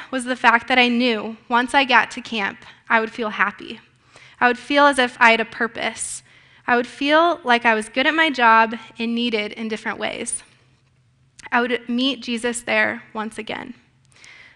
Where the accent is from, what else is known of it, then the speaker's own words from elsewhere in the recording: Grimes, Iowa, United States; I am from Grimes, Iowa